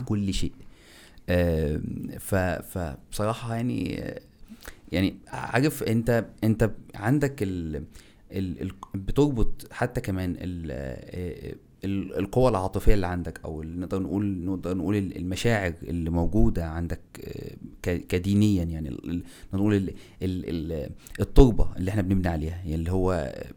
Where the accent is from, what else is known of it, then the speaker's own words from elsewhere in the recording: Egypt; now in Turkey; عندنا احنا ك ك ك كمصريين